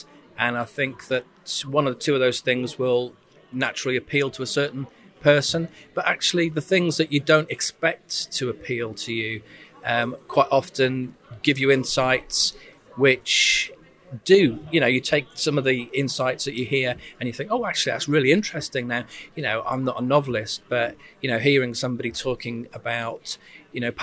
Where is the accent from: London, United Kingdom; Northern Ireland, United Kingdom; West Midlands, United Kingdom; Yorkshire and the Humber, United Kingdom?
West Midlands, United Kingdom; Shropshire; I'm from Shropshire